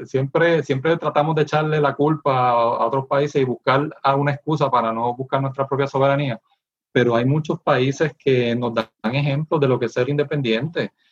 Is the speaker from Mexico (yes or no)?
no; Puerto Rico